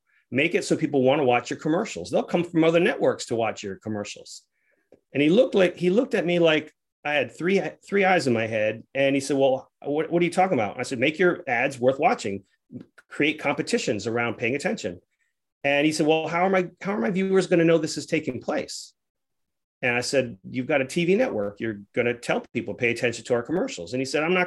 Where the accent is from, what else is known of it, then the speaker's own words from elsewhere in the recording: Rhode Island, United States; moved away; also born or lived in Atlanta; I'm a kid from Rhode Island